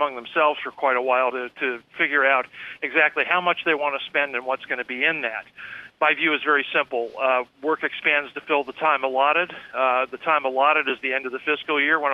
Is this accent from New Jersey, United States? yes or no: no; Pennsylvania, United States; near the place where I grew up in Pennsylvania